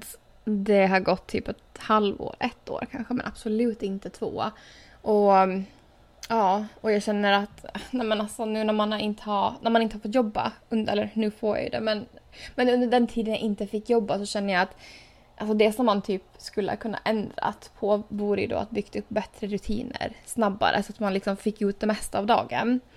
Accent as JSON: {"language": "Swedish", "country": "Åland Islands", "moved": "yes", "said": "hemma på Åland"}